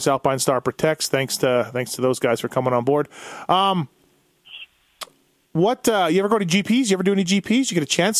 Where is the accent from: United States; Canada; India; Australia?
Canada; I'm Canadian